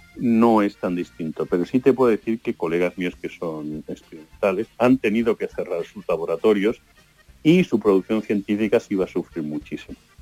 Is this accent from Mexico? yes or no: no; Seville, Andalusia, Spain; moved away as an adult; mi mujer es malagueña, yo soy sevillano